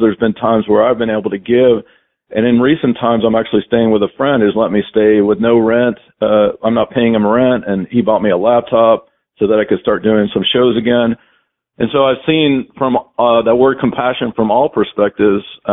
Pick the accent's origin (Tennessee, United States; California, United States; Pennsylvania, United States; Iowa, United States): Tennessee, United States; Knoxville; moved away as an adult; also born or lived in Atlanta, Georgia; the first 27 years of my life, I mainly stayed in Knoxville, my hometown